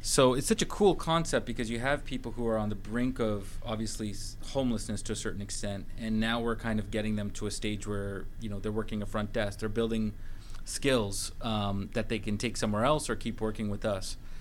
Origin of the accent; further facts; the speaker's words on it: Vancouver, British Columbia, Canada; moved away as an adult; now in Atlanta, United States; I'm originally from Vancouver, Canada, and I came here during a, a kind of economic recession in 2011